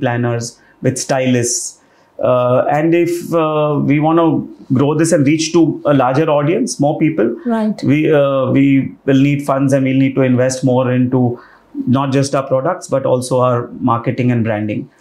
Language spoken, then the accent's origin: English; Rajasthan, India; I'm from Rajasthan